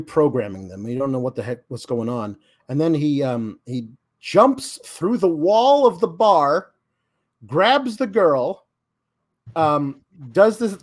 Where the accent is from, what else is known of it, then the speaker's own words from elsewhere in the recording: Oregon, United States; I grew up in Oregon